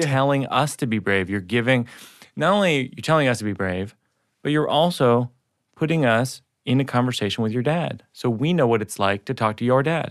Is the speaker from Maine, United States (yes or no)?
no; suburbs of Massachusetts, United States; I'm white kid from the suburbs of Massachusetts